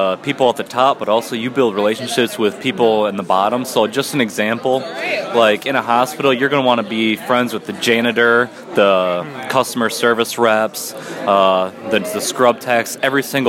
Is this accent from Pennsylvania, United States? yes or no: no; West Michigan, United States; I grew up in West Michigan